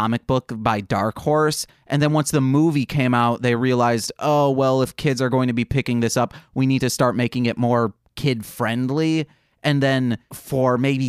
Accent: United States; as an American watching this

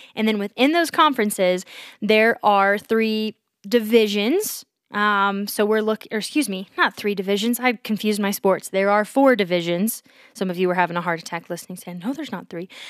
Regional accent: Georgia, United States; I, growing up in Georgia

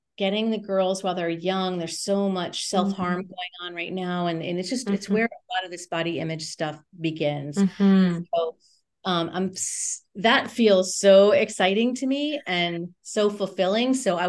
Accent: New England, United States; I would love to get to the East Coast. I'm from New England.

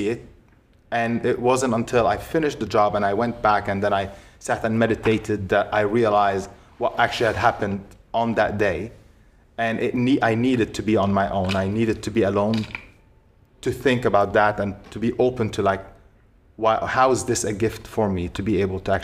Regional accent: Egypt; moved away; also born or lived in United States; I grew up in Egypt

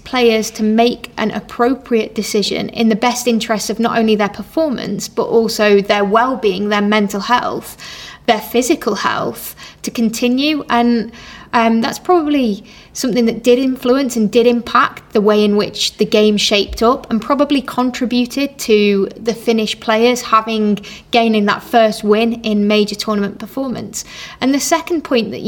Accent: England, United Kingdom; me being English

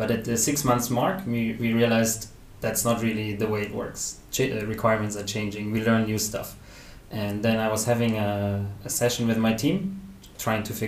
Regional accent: Germany; moved away as an adult; now in Malaysia; I'm originally from Germany

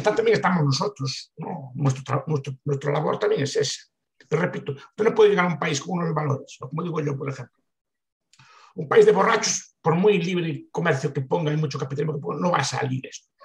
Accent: Galicia, Spain; visto como un gallego de mi época y de mi edad

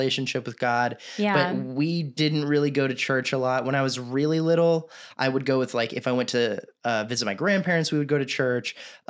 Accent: Texas, United States; I'm from Texas

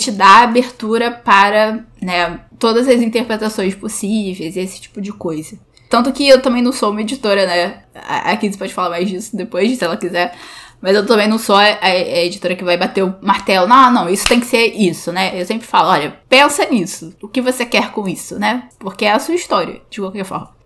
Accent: Brazil; a gente é brasileiro

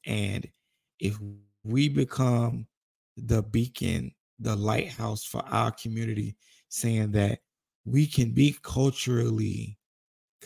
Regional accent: United States; I'm from Roseland, to where like one part of Roseland is legitimately a low income to middle class

